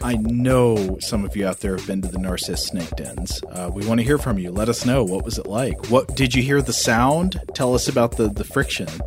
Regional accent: Tennessee, United States; I grew up in Tennessee

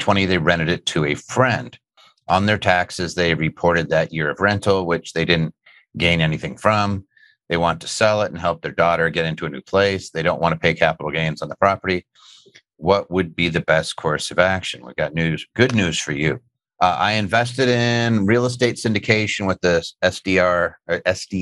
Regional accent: Philadelphia, Pennsylvania, United States; I grew up in Philadelphia

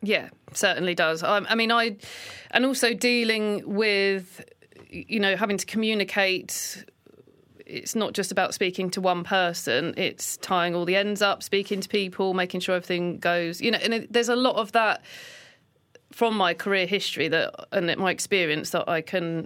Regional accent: Lewes, South East England, United Kingdom; also born or lived in London; when I was six or seven is when we moved from London. So a lot of my childhood was spent in Sussex.

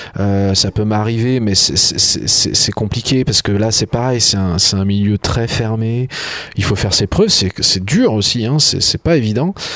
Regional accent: Coteaux du Lyonnais, south-west of Lyon, Auvergne-Rhône-Alpes, France; là où je vis, là où j'ai grandi.

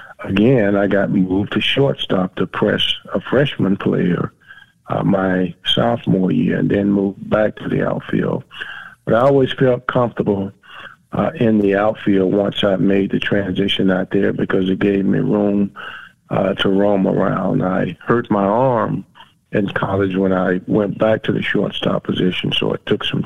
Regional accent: Miami, Florida, United States; growing up in South Florida, in Miami, I was always used to extreme warm temperatures.

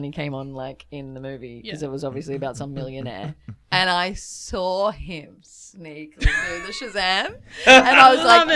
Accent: Byron Bay, New South Wales, Australia; I grew up in Byron Bay, so I was surrounded by hardcore music, like most coastal town people in that era

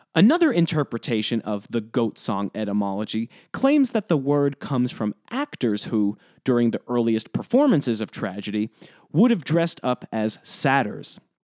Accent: New Jersey, United States; now in Providence, United States; I grew up in New Jersey, about twenty-five minutes outside of New York City

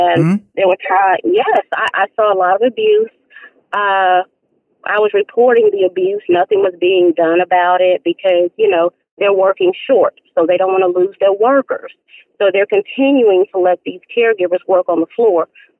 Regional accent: Nashville, Tennessee, United States; now in Raleigh, United States; We would have to take it back to Nashville, Tennessee. We would have to take it back to my hometown now.

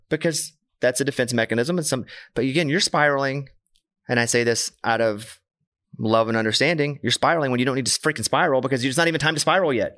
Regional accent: Arkansas, United States; I'm from Arkansas. Grew up with a bunch of cowboy boot

